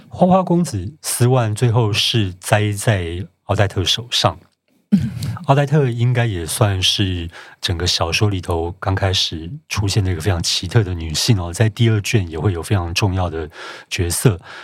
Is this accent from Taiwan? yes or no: yes; Taiwan; 我们台湾人对晶晶体应该还有一点点概念